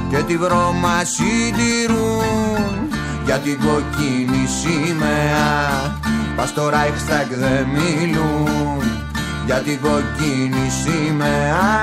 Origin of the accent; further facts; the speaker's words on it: Egaleo, Attica, Greece; Εγώ είμαι από το Εγάλεο, εμένα η δυτική Αττική, γέννημα φρέμα δυτική Αττική και τέτοια.